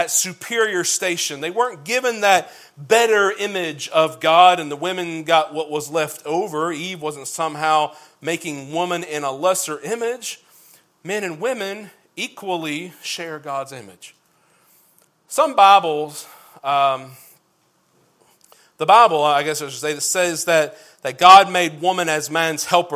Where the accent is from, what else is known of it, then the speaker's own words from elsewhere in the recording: Kentucky, United States; I'm from Kentucky, azer comes out as easer when I start saying it a bunch